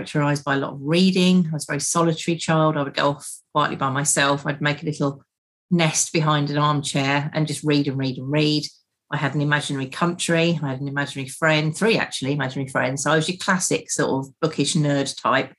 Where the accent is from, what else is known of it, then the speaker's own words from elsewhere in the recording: West Essex, East of England, United Kingdom; From West Essex, which is sort of on the edge of commuter land in the forest. So born in a very small village.